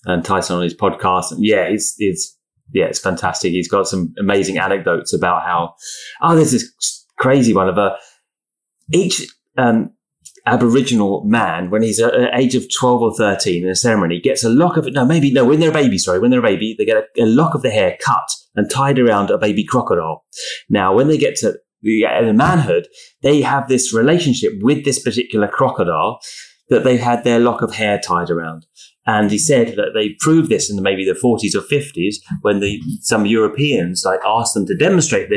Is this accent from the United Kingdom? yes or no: yes; United Kingdom; I'm British